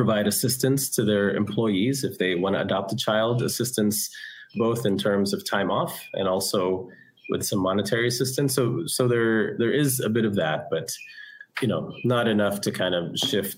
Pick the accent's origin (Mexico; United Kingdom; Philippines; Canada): Philippines; Taal, Calabarzon; born there; Well, I am Filipino. I was born here in the Philippines, but not here in Cebu, north of here in Batangas, Taal Batangas.